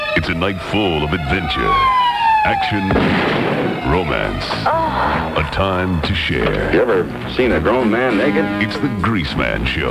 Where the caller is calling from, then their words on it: San Diego, California, United States; I'm calling from La Jolla.